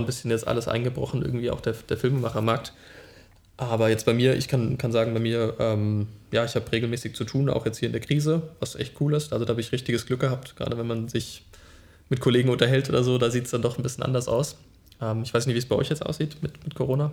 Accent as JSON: {"language": "German", "town": "Friedberg", "country": "Germany", "tie": "born or raised there", "moved": "as an adult", "lives_now": "Berlin, Germany", "said": "von Friedberg, meiner Heimatstadt, bin ich dann nach Berlin gezogen"}